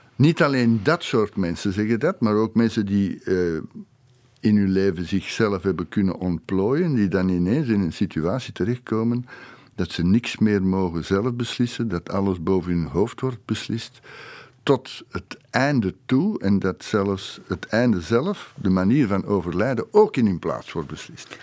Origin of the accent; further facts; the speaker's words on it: Flanders, Belgium; bij ons in Vlaanderen